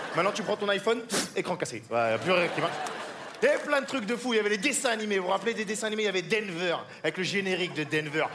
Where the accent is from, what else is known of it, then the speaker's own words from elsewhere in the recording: France; je suis français, je suis français et fou, je suis métisse, hein. ma mère est française, mon père est sans papier